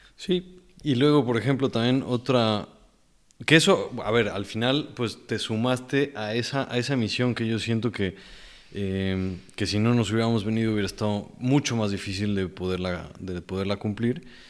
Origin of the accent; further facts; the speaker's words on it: Mexico; also born or lived in Mexico City, Mexico; nos regresábamos a, mi pueblo mágico